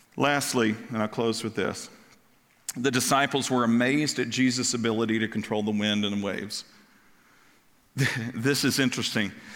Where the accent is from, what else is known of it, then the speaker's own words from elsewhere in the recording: Kentucky, United States; moved away; also born or lived in Ohio / Florida; I grew up in Kentucky